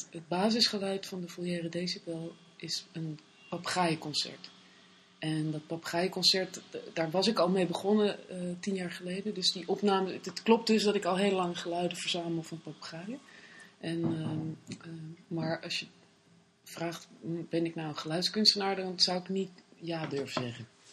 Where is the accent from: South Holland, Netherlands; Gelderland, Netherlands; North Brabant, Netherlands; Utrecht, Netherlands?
Gelderland, Netherlands; Bennekom; moved away as an adult; also born or lived in Paris, France / Amsterdam, Netherlands; En daarvoor woonde ik in eh, Benkom. Zat ik op het Christelijk Streeklyceum in Ede